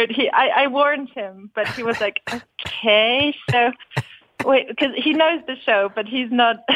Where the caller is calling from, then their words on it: Berlin, Germany; I'm actually I'm actually calling from Berlin.